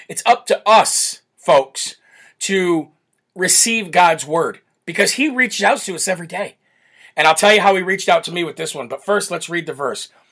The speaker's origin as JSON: {"language": "English", "region": "Illinois", "country": "United States", "moved": "yes", "lives_now": "New Hampshire, United States", "said": "that's my home state"}